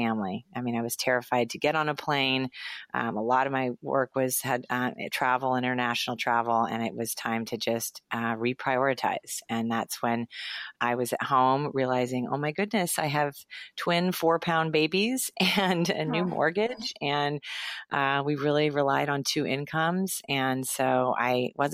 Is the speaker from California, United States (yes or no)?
yes; Los Angeles, California, United States; I grew up in Los Angeles, went to UCLA